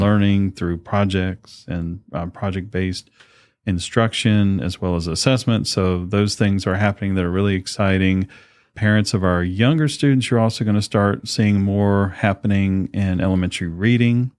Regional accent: Chesapeake, Virginia, United States; moved away as an adult; also born or lived in Henry County; I had the great honor to come back home to my hometown here

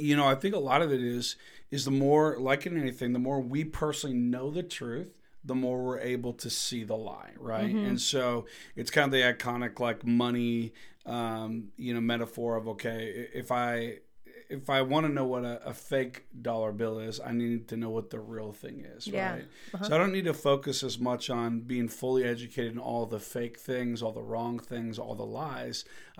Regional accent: Minnesota, United States; because I grew up homeschooled in the Midwest of the U.S. of A. in Minnesota.

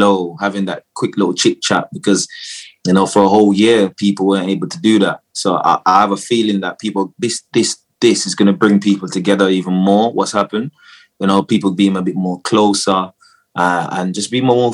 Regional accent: Jamaica; moved away; I was born in Jamaica, so I grew up in Jamaica. And then I came over here to live with my dad.

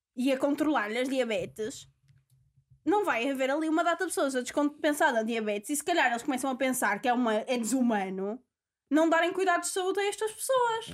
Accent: Portugal; De, de onde é que eu sou? Sou de Portugal

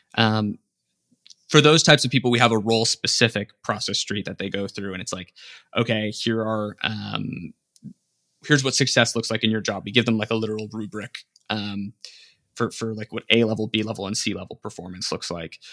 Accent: Las Vegas, Nevada, United States; I grew up in Las Vegas

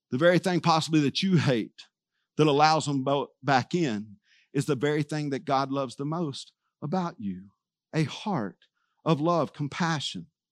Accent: Texas, United States; I was from Texas

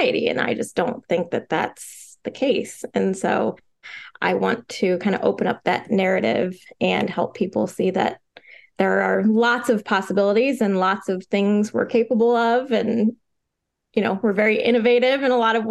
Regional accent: Northeast Ohio, United States; moved away as an adult; now in Florida, United States; So I was born and raised in Ohio, Northeast Ohio. And then I moved to Florida a little over a year ago.

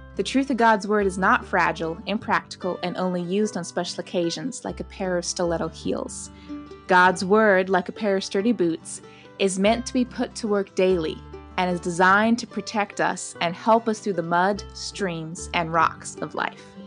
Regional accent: Oregon, United States; I grew up in Oregon

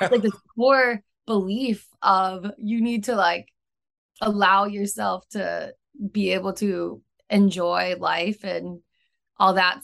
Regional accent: Midwest, United States; moved away as an adult; also born or lived in Chicago / Sydney, Australia; now in San Diego, United States; I'm from the Midwest

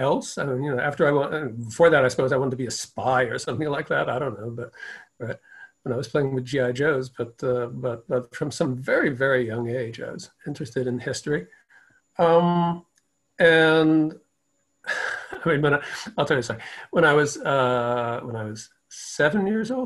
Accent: Providence, Rhode Island, United States; now in Philadelphia, United States; I grew up in Providence, Rhode Island

